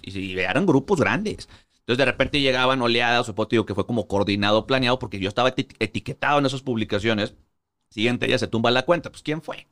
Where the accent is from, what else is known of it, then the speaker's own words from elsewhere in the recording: Monterrey, Nuevo León, Mexico; moved away as an adult; also born or lived in Mexico City; yo soy de Monterrey. Toda la vida eh, crecí, eh, nací, crecí, me crié en Monterrey